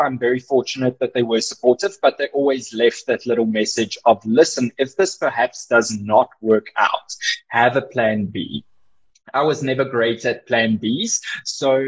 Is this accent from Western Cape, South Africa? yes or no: no; Boksburg, Gauteng, South Africa; also born or lived in Cape Town / Johannesburg / Georgia, United States; I grew up and still am in Boksburg